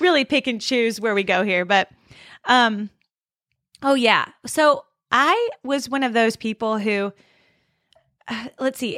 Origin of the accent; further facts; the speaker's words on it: California, United States; I'm from California.